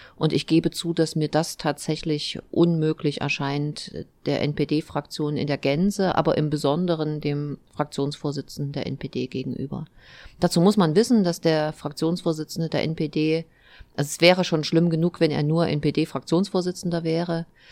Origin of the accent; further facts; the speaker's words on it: Eisenach, Thuringia, Germany; komme aus Eisenach, bin Oberbürgermeisterin dieser schönen Stadt